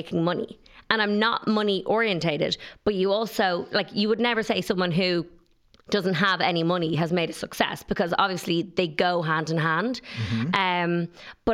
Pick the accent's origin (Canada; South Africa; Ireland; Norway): Ireland; as an Irish stylist